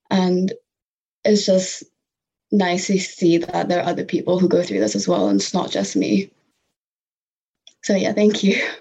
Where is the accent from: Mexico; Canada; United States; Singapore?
Singapore; also born or lived in Malaysia; growing up in Singapore and Malaysia, there was a celebration of diversity